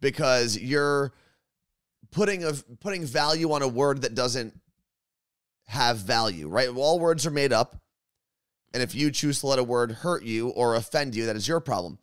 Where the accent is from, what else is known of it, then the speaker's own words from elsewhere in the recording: New Jersey, United States; When you're born and raised in New Jersey, you just tend to curse a lot.